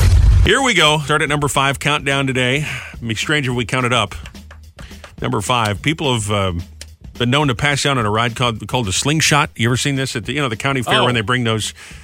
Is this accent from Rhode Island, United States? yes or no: yes; Providence, Rhode Island, United States; moved away; Yep, from Providence, Rhode Island.